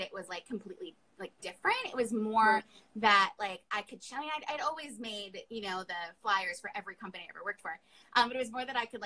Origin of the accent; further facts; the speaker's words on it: Long Island, New York, United States; I'm a New Yorker, I'm from Long Island.